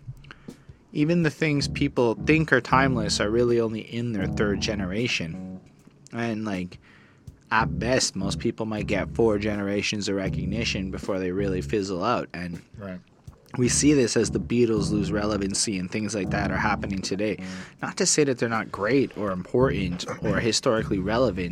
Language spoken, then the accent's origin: English; Montreal, Quebec, Canada; we're just people from Montreal